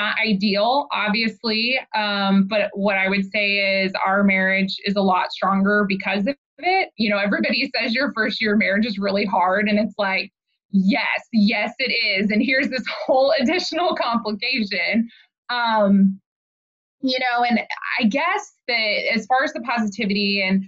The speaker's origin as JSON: {"language": "English", "region": "Oklahoma", "country": "United States", "tie": "born or raised there", "moved": "as an adult", "lives_now": "Kansas City, United States", "said": "I grew up in Oklahoma. My husband and I both are from Oklahoma. Born and raised, went to college there"}